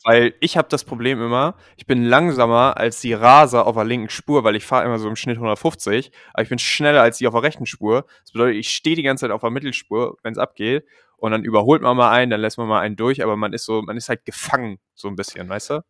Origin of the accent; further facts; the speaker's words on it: Germany; moved away; dass ich aus Deutschland komme